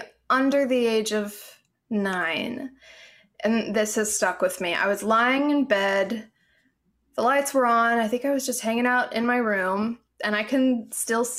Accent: Alabama, United States; growing up in the South

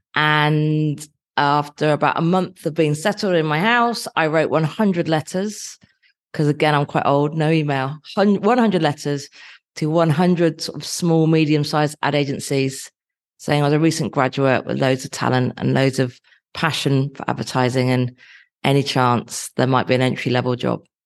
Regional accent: Dorset, South West England, United Kingdom; moved away as an adult; also born or lived in Nottingham; I grew up in Dorset

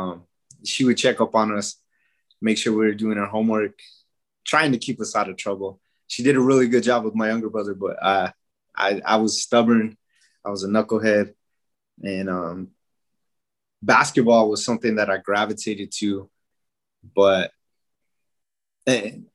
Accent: Pueblo of Isleta, New Mexico, United States; also born or lived in Albuquerque, New Mexico; So I was born here in Albuquerque, but we lived there in the Pueblo of Isleta with my mom and dad

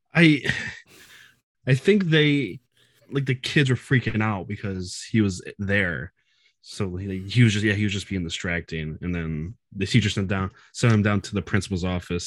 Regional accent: Michigan, United States; I'm about, like, forty-five minutes, like, outside of, uh, Detroit

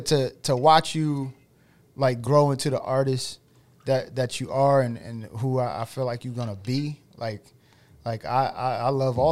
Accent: Denton, Maryland, United States; moved away; this weekend we are gonna be in my hometown of Caroline County, Maryland, Denton, Maryland

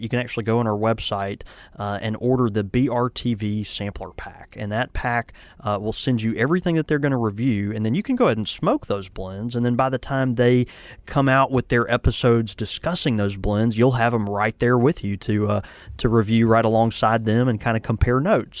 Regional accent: the South, United States; I'm from the South

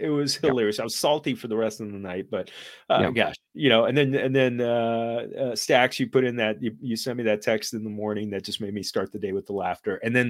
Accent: Los Angeles, California, United States; my hometown Rams

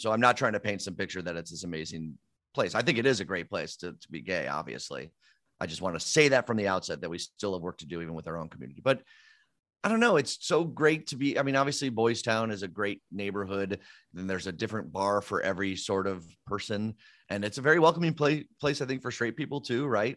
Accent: Downers Grove, Illinois, United States; I grew up in Downers Grove

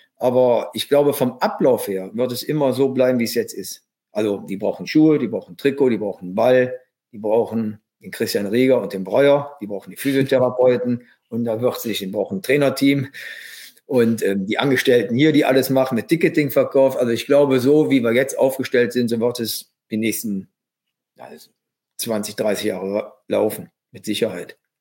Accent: Germany; als Deutscher

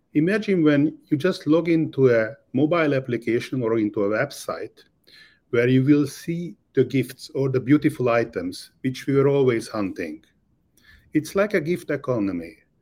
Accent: Budapest, Hungary; moved away as an adult; now in Miami, United States; I was born and raised in Budapest, Hungary.

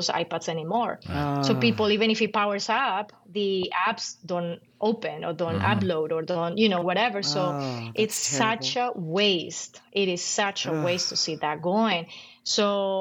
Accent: Colombia; moved away; I'm from Colombia.

